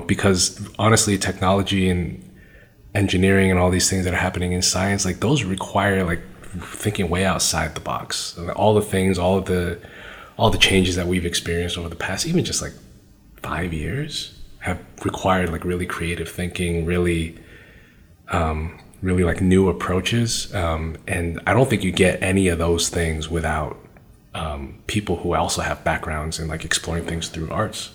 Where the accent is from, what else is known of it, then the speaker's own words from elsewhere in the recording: Brookline, Massachusetts, United States; I grew up in Brookline, which is a great place to grow up in a lot of ways, super safe.